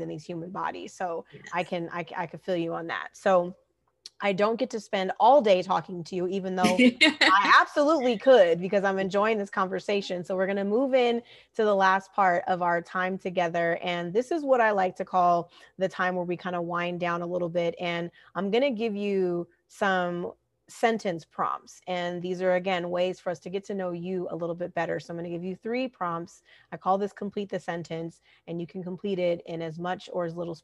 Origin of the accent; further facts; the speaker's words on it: Southern California, United States; also born or lived in the South / the Northeast; I'm a SoCal native. I grew up in Southern California, lived in the city and also in the desert that you spoke of.